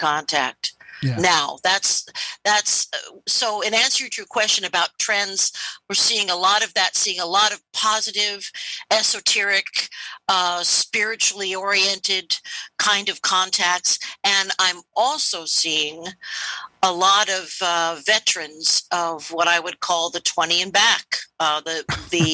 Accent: United States; I'm an American

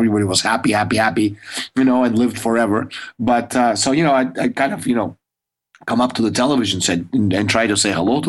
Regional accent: Russia; when I was a kid growing up in the Soviet Union, I, you know, you had like, we had like two channels and black and white.

